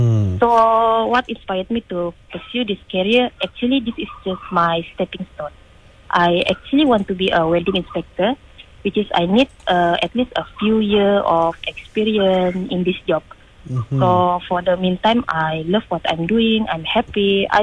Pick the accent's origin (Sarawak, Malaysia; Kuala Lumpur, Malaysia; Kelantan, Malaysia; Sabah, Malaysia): Sabah, Malaysia; Kudat; moved away as an adult; also born or lived in Kota Kinabalu; now in Pasir Gudang, Malaysia; I was born in Hospital Kudat on April 18, 1997, which is 26 this year. Okay. And originate from Sabahan.